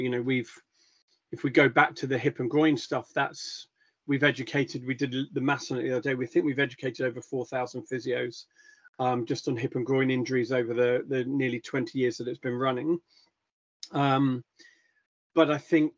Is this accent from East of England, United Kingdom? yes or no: no; Epsom, South East England, United Kingdom; also born or lived in Caribbean / London; I grew up in London/Surrey, so in and around the Epsom area, and Wimbledon area, went to school down that way